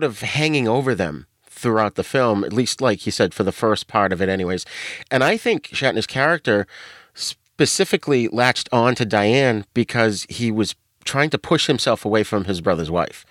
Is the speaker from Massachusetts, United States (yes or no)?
yes; Boston, Massachusetts, United States; accent: New England; I'm from Boston, so I have a New England accent. I don't pronounce my R's.